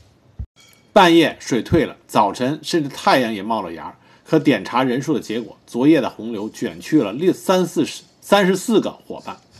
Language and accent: Chinese; China; 作为中国人